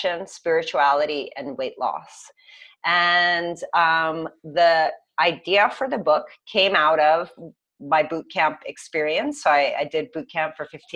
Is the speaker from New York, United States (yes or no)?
yes; New York, United States; I'm from New York